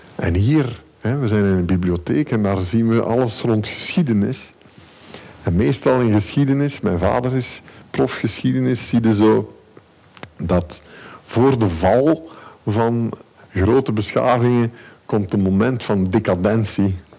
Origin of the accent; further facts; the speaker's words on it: Ghent, Flanders, Belgium; nu kom ik uit Gent. En in Gent is er heel weinig gevaar